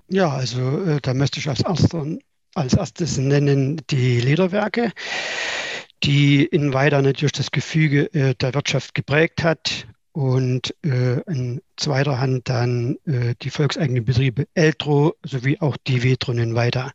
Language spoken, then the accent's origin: German; Weida, Thuringia, Germany; ich bin in Weida geboren